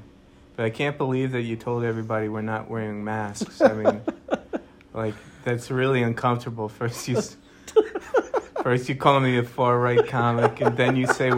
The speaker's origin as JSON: {"language": "English", "town": "Normal", "region": "Illinois", "country": "United States", "tie": "born or raised there", "also_born_or_lived": "Bogota, Colombia / Wyoming", "said": "And then a piece of my childhood was in the Midwest."}